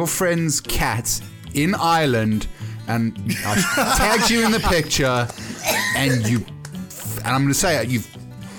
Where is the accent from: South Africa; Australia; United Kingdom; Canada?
South Africa; I was poor from South Africa. I didn't go to university.